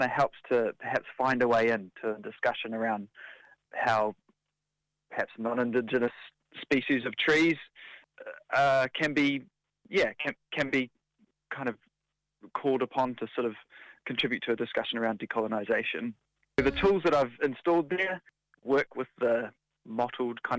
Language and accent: English; Hamilton, Waikato, New Zealand; I'm originally from Hamilton and I spent a lot of time kind of in the bush and in the outdoors growing up.